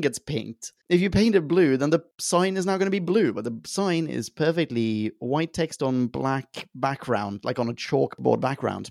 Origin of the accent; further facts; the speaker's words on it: Sweden; I grew up in Sweden